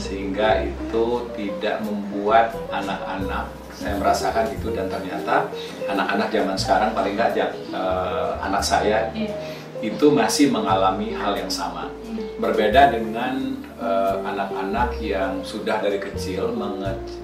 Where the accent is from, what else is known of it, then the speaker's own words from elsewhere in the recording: Palembang, South Sumatra, Indonesia; also born or lived in Indralaya; kami dari kampung Indralaya pindah ke Palembang